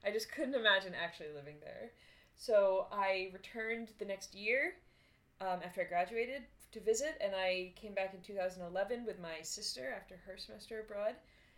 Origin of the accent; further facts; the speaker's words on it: Boston, Massachusetts, United States; I'm from Boston, which maybe you can't pick up from my accent because I do not have a Boston accent.